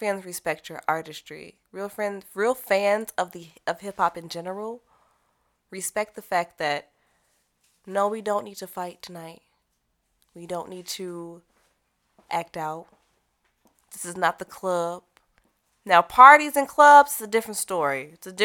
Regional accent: Madison, Wisconsin, United States; I'm from Madison, Wisconsin, some prairies where I grew up

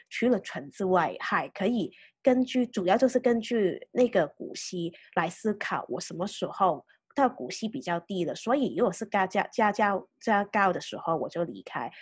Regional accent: Hong Kong; 对我们香港人来讲，其实还算是一个蛮升迁的，的问题。因为我们香港是从来都没有说，啊，股息利息所得

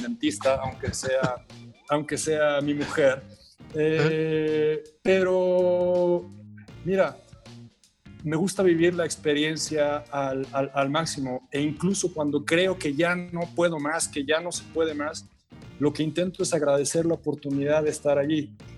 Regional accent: Mexico; yo no podía regresar a México

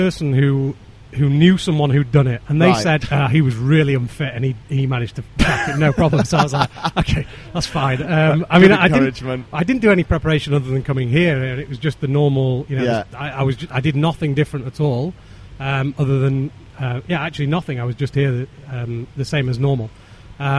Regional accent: Yorkshire and the Humber, United Kingdom; I'm a Yorkshireman

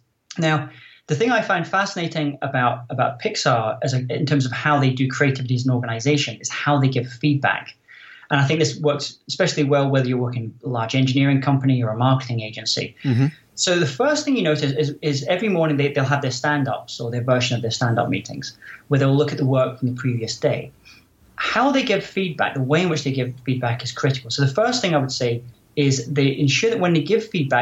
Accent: Scotland, United Kingdom; moved away as an adult; also born or lived in Silicon Valley; I'm originally from Scotland, so they have a word here, scunnered.

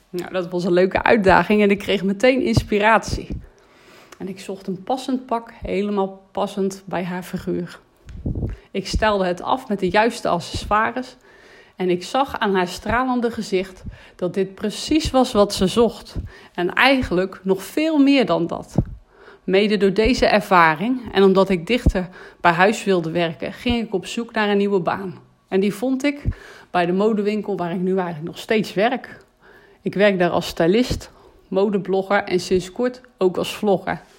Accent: North Brabant, Netherlands; Als Brabander hou ik van die Brabantse gezelligheid.

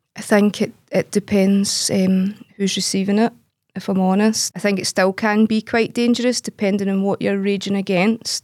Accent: Glasgow, Scotland, United Kingdom; I'm from Glasgow. I've lived in Glasgow my whole life. I grew up, eh, in a scheme in the East End of Glasgow

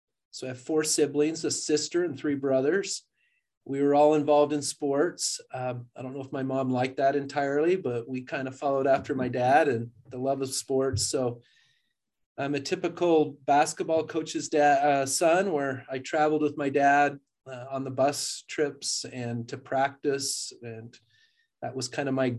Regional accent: Richfield, Utah, United States; I grew up in Richfield, Utah, which is considered central

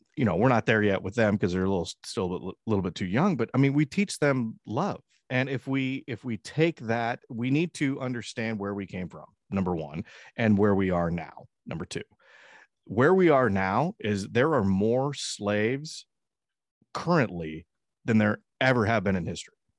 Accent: United States; I was born in the United States

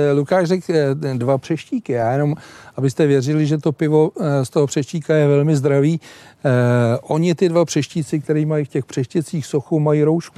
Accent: Plzeň, Plzeň Region, Czechia; u nás v Plzni

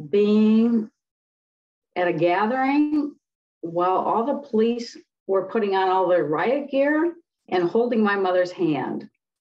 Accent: Detroit, Michigan, United States; Okay, I grew up in Detroit during the civil rights riots. Born in 1962

